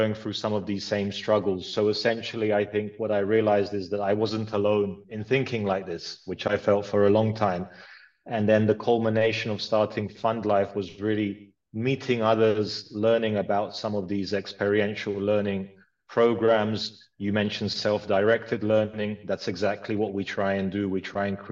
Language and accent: English; London, United Kingdom; also born or lived in Croatia / Philippines; I grew up, I was born in Croatia, moved to London with my family when I was 7.